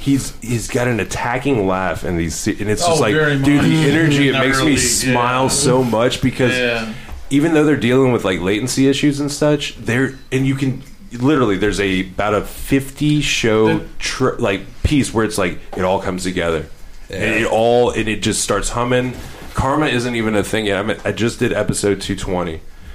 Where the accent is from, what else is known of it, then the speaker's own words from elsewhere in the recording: Louisville, Kentucky, United States; I am from Louisville